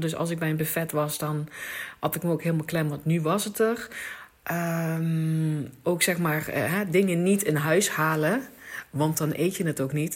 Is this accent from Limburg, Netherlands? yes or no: yes; Limburg, Netherlands; ik kom uit Limburg